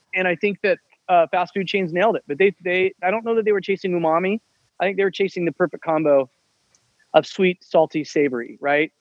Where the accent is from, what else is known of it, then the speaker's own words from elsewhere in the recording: Midwest, United States; moved away as an adult; from age 14 or 12 until 22, my 10 years in living in the Midwest, when I'm a broke high school college kid